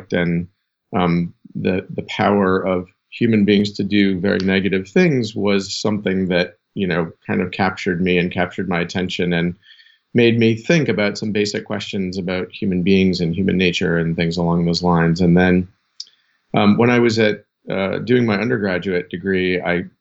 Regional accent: near Boston, Massachusetts, United States; I grew up near Boston and kind of a middle class kid.

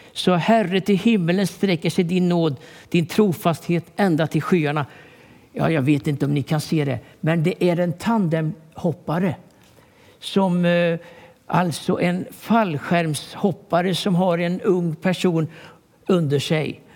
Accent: Sweden; also born or lived in Stockholm; jag är uppväxt i Turboda

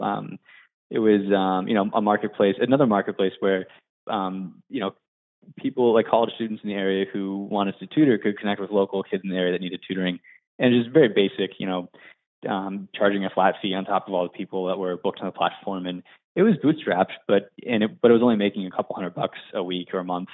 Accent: Johnstown, Pennsylvania, United States; moved away as an adult; also born or lived in Williamsburg, Virginia; I was born in um, Johnstown, Pennsylvania, which is a small town outside of Pittsburgh. And, you know, born and raised there

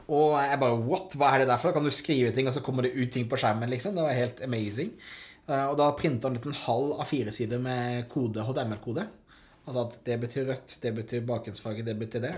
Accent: Hovden, Agder, Norway; Hovden. Hovden. Snedsdal. Ja. 350 innbyggere, fire stykker i klassen min.

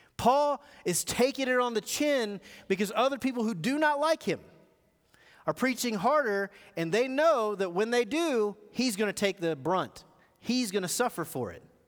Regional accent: United States; I grew up in America, and I got kids who grew up in America.

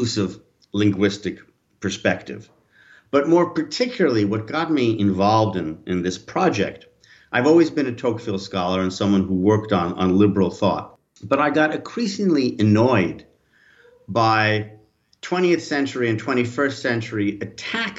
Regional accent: United States; moved away as an adult; now in France; I'm originally American

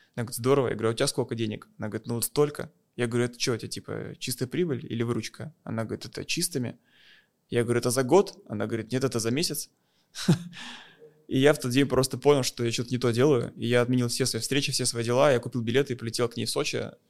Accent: Moscow, Russia; я из России, я из Москвы

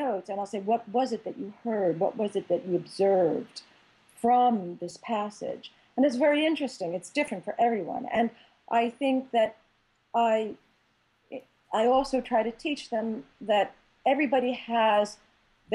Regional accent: Philadelphia, Pennsylvania, United States; I grew up in Philadelphia, right? My language, I'm a Philly girl, right? So I have a particular accent, I say Jimmy's, I don't say sprinkles

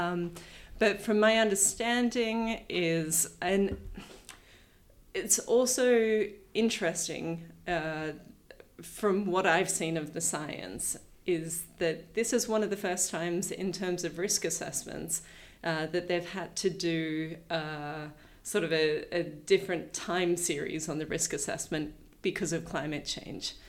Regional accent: New South Wales, Australia; moved away as an adult; also born or lived in Reykjavik, Iceland; I grew up first inland in New South Wales from Sydney, but um, then from when I was about 11 till the end of high school, I was on the south coast of New South Wales

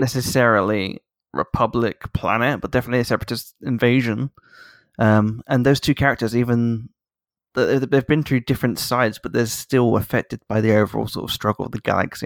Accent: United Kingdom; a British person

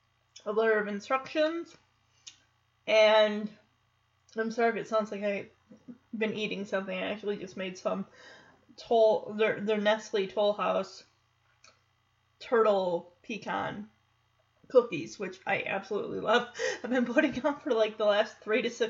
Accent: Lowell, Michigan, United States; moved away; the Kent County Youth Fair of my hometown

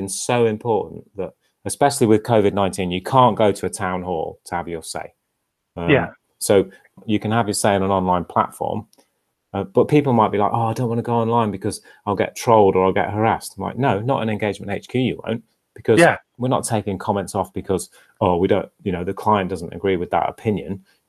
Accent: Bahrain; grew up in Bahrain, and we used to have a flight at least once a year back to the UK. So this was sort of the 1980s mainly

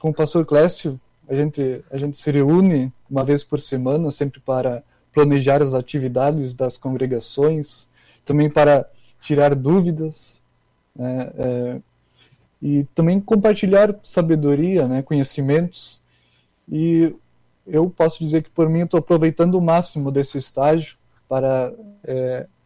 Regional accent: Cândido Godói, Rio Grande do Sul, Brazil; moved away as an adult; now in Canoas, Brazil; eu sou da região das Missões, né, perto de Santa Rosa, perto lá da, da cidade do Christian Prive. Só que a cidade é Cândido Godói, né, é uma cidade pequena, 5 mil habitantes.

